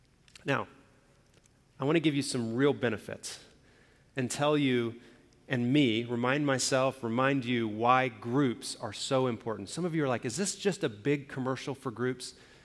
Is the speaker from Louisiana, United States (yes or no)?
no; Alabama, United States; also born or lived in Indiana / Oklahoma; now in Arizona, United States; I've lived in a few different places around the country. I grew up in Alabama. I lived in Indiana, then I moved to Oklahoma, and now out in Arizona.